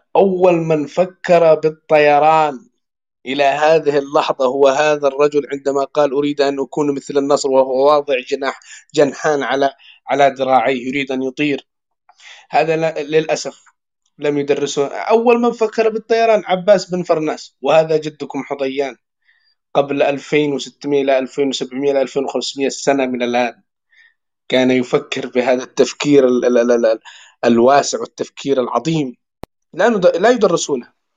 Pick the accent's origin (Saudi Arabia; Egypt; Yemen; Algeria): Yemen; عندنا في اليمن